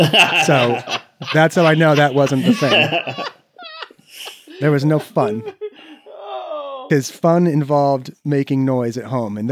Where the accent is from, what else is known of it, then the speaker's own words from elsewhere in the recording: Cedar Falls, Iowa, United States; So I was actually born in Cedar Fall